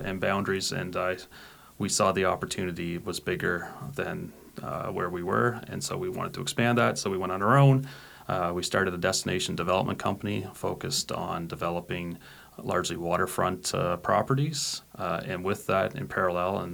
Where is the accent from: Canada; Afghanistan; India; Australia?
Canada; Nova Scotia; growing up in Nova Scotia, a province